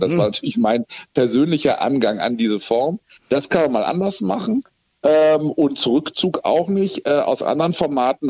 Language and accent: German; Germany; Wir sind ja als Deutsche